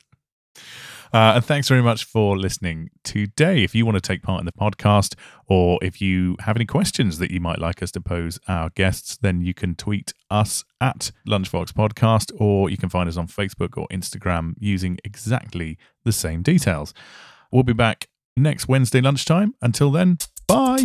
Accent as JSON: {"language": "English", "country": "United Kingdom", "said": "we're British"}